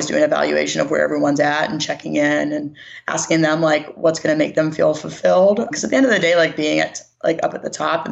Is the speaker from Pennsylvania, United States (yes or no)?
yes; Pittsburgh, Pennsylvania, United States; moved away as an adult; also born or lived in West Virginia / South Carolina; now in Mississippi, United States; I'm from Pittsburgh and that's where my family is. And I grew up there